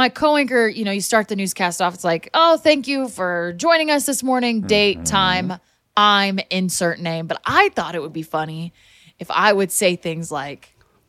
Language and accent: English; Missouri, United States; I'm from Missouri originally, and so...